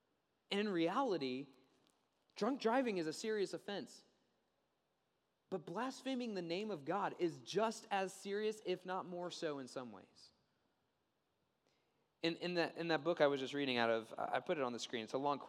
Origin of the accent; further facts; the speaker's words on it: Maryland, United States; Time Magazine reported an incident that took place in my home state, the state of Maryland.